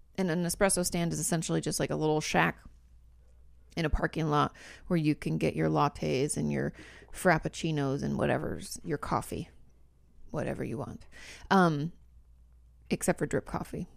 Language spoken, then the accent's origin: English; Washington, United States; I'm from Washington State